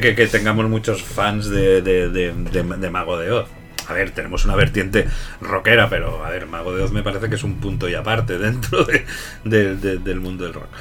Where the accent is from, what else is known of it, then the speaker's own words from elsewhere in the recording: Catalonia, Spain; yo, como buen catalán